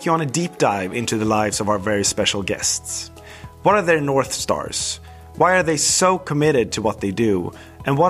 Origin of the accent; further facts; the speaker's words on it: Sweden; I was born and raised in Sweden. I still live here